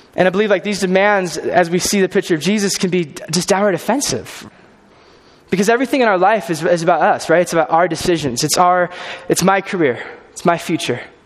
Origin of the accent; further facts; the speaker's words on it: California, United States; moved away as an adult; I'm from California. originally, grew up there